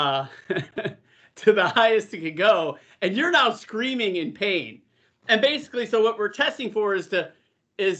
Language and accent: English; California, United States; I had California plates, you know, on my vehicle. So I'm like, I'm from California.